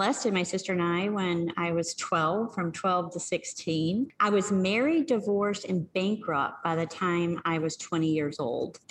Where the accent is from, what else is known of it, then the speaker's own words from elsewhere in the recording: Arkansas, United States; I grew up in Arkansas.